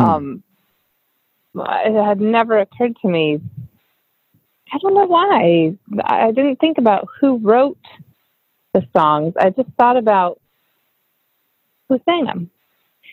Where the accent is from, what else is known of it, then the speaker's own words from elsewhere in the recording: New Mexico, United States; also born or lived in Los Angeles, California; now in Nashville, United States; Tend to consider myself from California, but really the truth is I'm from New Mexico.